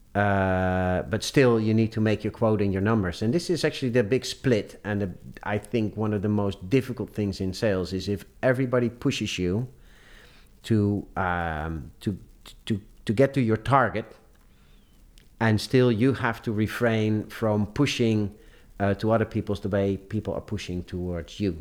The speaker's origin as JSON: {"language": "English", "town": "Amsterdam", "region": "North Holland", "country": "Netherlands", "tie": "born or raised there", "said": "I grew up in Amsterdam. I did all my studies in Amsterdam."}